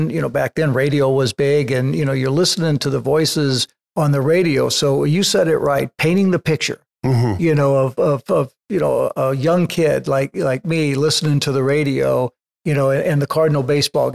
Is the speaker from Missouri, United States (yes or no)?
yes; St. Louis, Missouri, United States; moved away; I came from St. Louis